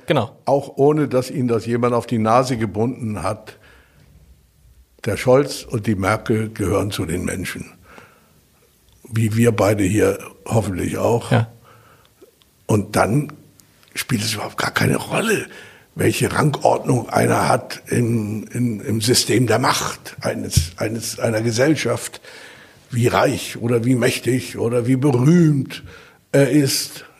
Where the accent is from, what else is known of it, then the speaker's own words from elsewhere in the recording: Hamburg, Germany; moved away; also born or lived in East Germany; bin ein richtiger Hamburger. Ich bin mit Platt aufgewachsen. Meine Leute waren Hafenarbeiter